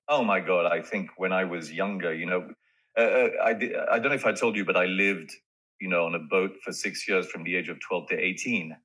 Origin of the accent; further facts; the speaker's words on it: France; in those days, growing up in France, you know, fathers were much more severe and earnest